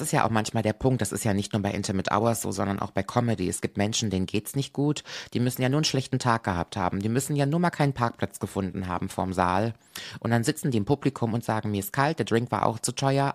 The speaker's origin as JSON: {"language": "German", "town": "Koblenz", "region": "Rhineland-Palatinate", "country": "Germany", "tie": "born or raised there", "said": "hier in meiner Heimat"}